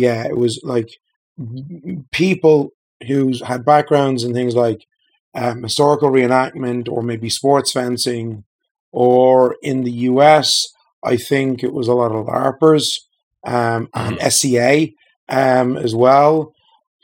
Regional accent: Dublin, Leinster, Ireland; I'm from Ireland, originally born and reared in Dublin, still living there.

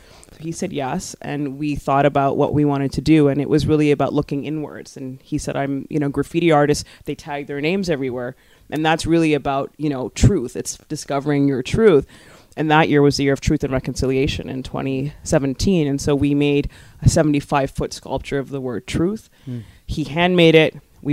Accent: Scarborough, Ontario, Canada; born or raised there

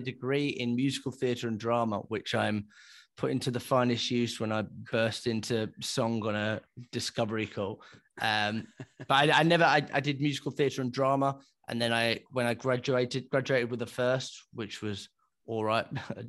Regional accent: Lytham St Annes, North West England, United Kingdom; also born or lived in London; I grew up in London, the east end of London. Borderline with Essex, and when I was 7 years old, I moved to sunny St Annes, which is about 10 minutes down the road from Blackpool.

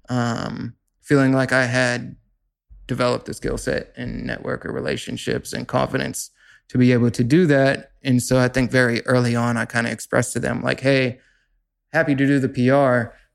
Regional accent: Pittsburgh, Pennsylvania, United States; growing up in Pittsburgh, I got very involved in my local music scene

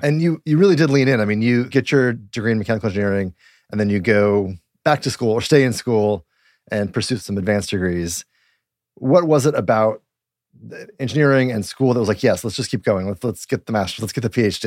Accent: Littleton, Colorado, United States; moved away; also born or lived in Golden, Colorado; I'm originally from Colorado too.

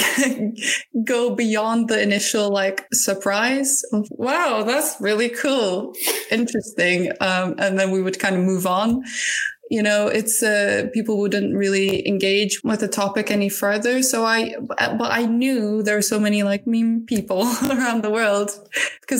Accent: Turkey; moved away; I'm originally from Turkey

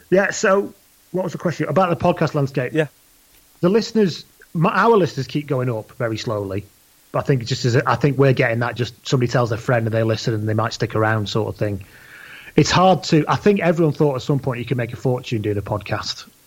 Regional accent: England, United Kingdom; now in Wales; Yeah, I am English. I live in Wales. I've lived in Wales more of my life.

